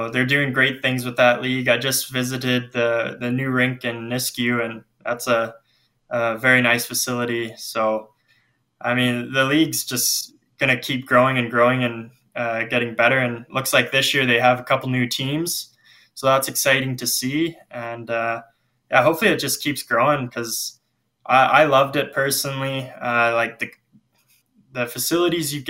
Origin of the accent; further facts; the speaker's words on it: Lethbridge, Alberta, Canada; now in Spruce Grove, Canada; I grew up in Lethbridge